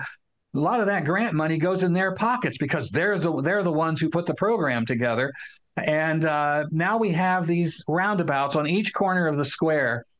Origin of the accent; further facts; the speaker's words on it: Newark, Ohio, United States; My hometown of Newark, Ohio, has a courthouse and a square in the center of town